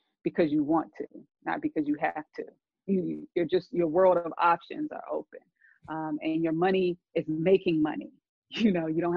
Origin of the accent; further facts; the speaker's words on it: San Diego, California, United States; also born or lived in Los Angeles / Washington, D.C.; I'm from San Diego, originally living in LA now